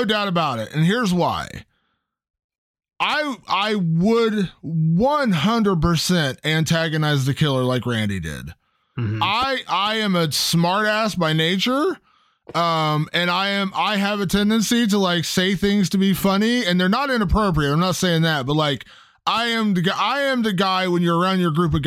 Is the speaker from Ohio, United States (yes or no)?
yes; Ohio, United States; my home state of Ohio